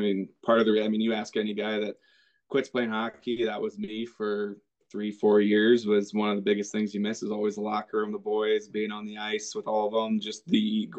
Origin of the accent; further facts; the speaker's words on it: Bettendorf, Iowa, United States; So growing up in Iowa, obviously hockey's not a prominent sport. Not a lot of ice down here.